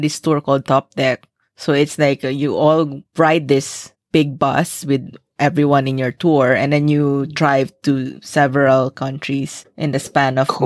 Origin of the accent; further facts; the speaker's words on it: Philippines; moved away as an adult; also born or lived in Singapore; as a Filipino